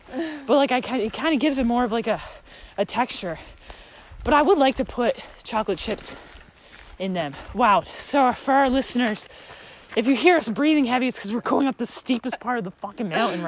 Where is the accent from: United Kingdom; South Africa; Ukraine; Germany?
United Kingdom; London; Oh, I'm from London. I'm the British. I'm British.